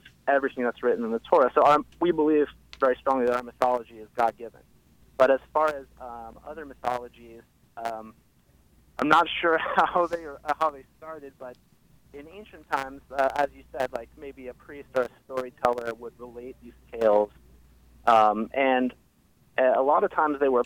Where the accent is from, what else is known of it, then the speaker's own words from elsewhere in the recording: San Francisco Bay Area, California, United States; moved away as an adult; also born or lived in Philadelphia; now in Baltimore, United States; I grew up in the San Francisco Bay Area